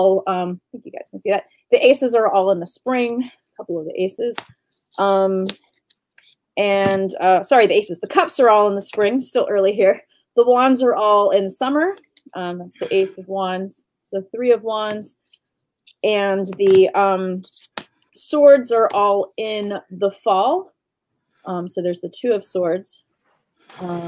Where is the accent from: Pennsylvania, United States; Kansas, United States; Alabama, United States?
Pennsylvania, United States; Western; I come from Western Pennsylvania in the United States